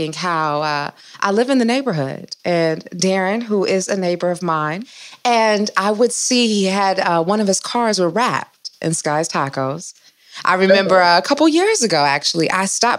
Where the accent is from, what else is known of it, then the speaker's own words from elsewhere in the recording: Detroit, Michigan, United States; We are two Midwest girls. I'm from Detroit